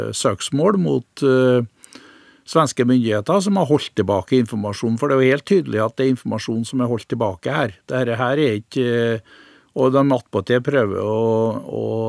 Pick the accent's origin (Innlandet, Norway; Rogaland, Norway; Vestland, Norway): Innlandet, Norway; heimplassen min, for jeg er jo innlandsboer